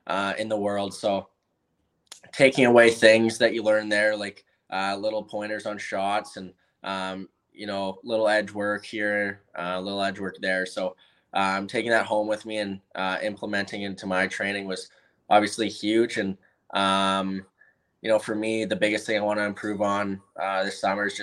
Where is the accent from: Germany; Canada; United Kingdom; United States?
Canada; Chilliwack, British Columbia; I'm from Chilliwack